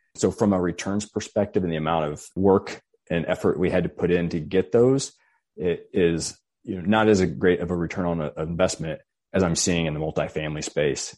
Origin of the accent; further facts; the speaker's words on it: rural Missouri, United States; a fairly rural area of Missouri, close to my hometown.